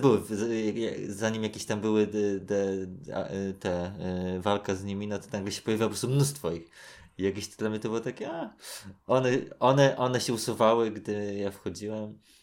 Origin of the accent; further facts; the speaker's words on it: Warsaw, Masovian Voivodeship, Poland; jak się wychowywałem na Gocławiu